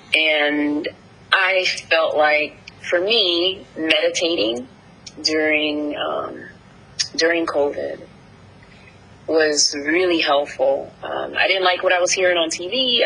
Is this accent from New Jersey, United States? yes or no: yes; New Jersey, United States; moved away; growing up in Jersey